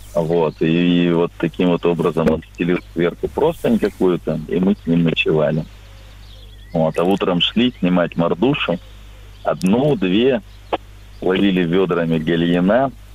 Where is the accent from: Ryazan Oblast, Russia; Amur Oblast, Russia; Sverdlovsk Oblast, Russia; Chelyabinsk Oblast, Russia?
Amur Oblast, Russia; Blagoveshchensk; Я из Благовещенска